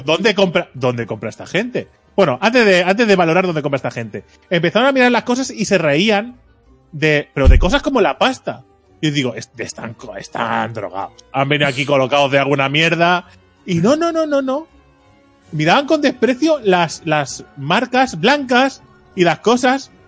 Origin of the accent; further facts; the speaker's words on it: Mataró, Catalonia, Spain; Soy de Mataro